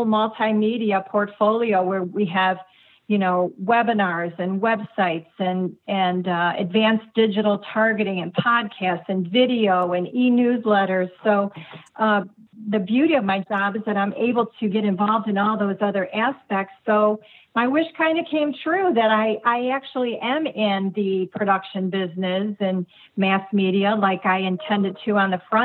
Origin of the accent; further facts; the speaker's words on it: Cleveland, Ohio, United States; I grew up in the Cleveland, Ohio area